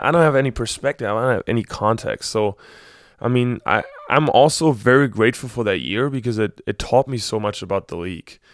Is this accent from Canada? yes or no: no; Berlin, Germany; moved away as an adult; also born or lived in Ann Arbor, Michigan; I'm from Berlin